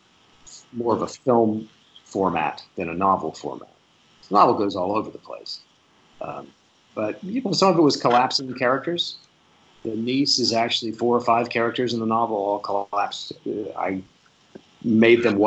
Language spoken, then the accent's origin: English; South Louisiana, United States; I'm from South Louisiana